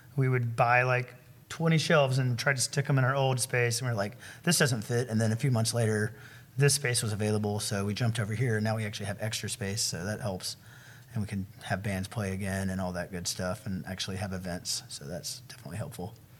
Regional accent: Huntsville, Alabama, United States; I was born here in Huntsville

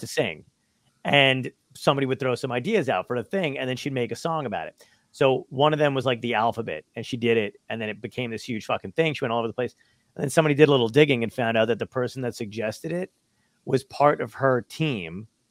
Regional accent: New York City, New York, United States; I was born in Brooklyn as well

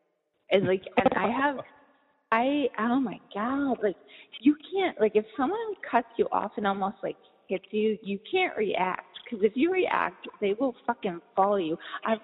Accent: East Coast, United States; also born or lived in California; I grew up on the East Coast. And then I lived a huge chunk of my life in California, like mostly San Francisco and then the Bay Area.

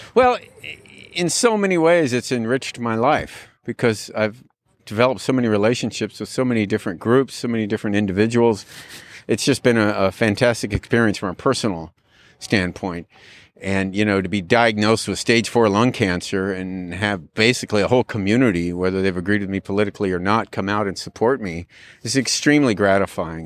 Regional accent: California, United States; also born or lived in Dallas, Texas; I was born in Dallas, Texas, and when I was eight years old, we moved out here. So, uh, I'm not a native Californian

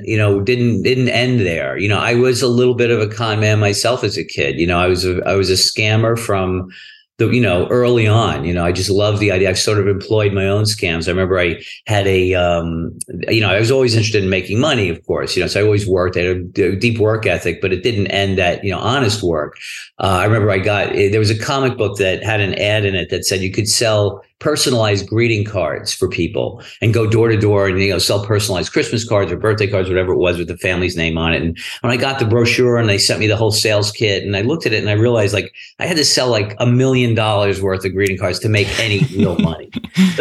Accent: New York City, New York, United States; I grew up in Brooklyn

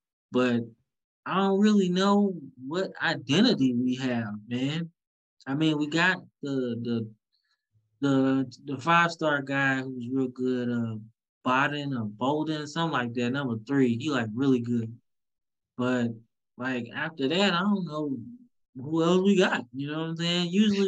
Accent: St. Louis, Missouri, United States; So I'm from St. Louis.

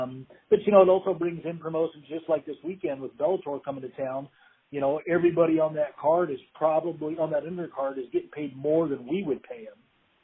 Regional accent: Meridian, Idaho, United States; I'm from Meridian. I live here now. I've got kids and a wife, and I definitely wouldn't move anywhere else.

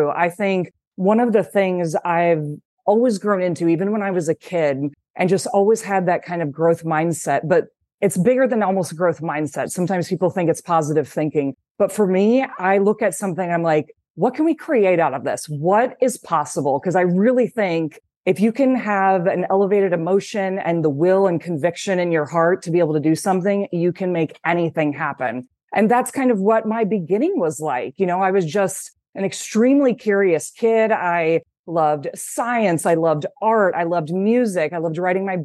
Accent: Cedar Rapids, Iowa, United States; And living in Iowa, I'm from Cedar Rapids, Iowa. My parents still live there

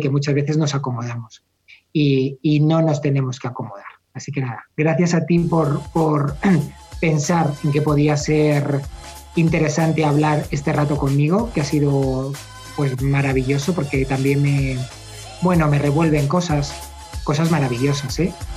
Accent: Madrid, Community of Madrid, Spain; Yo soy muy sevillano, soy de Madrid, pero soy muy sevillano, bajo mucho a Sevilla

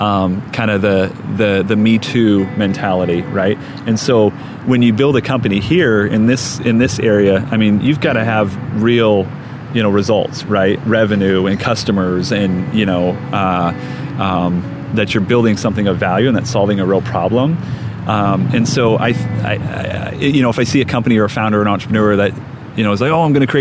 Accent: Omaha, Nebraska, United States; Midwest native, born and raised in Omaha

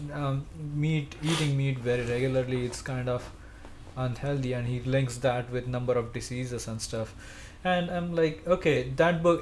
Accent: India; first language Marathi; English is a second language; moved away as an adult; now in United States; my uh, friends back in India, they um, like the friends who speak my language. My yeah. my mother tongue is Marathi.

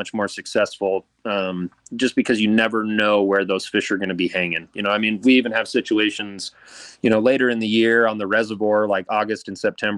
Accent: Pocatello, Idaho, United States; I grew up in Pocatello, born and raised here my whole life.

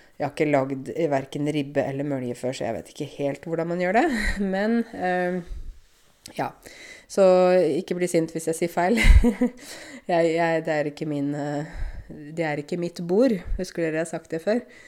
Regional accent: Eastern Norway, Norway; Vi, vi kommer jo fra Østlandet

